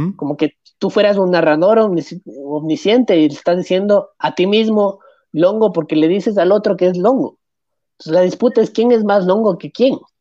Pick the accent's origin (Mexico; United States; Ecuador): Ecuador; La gente me ve aquí en este país, que es mi país. Y la gente no, ve un ecuatoriano. Nunca va a ver un ecuatoriano. Es muy difícil que me vea como ecuatoriano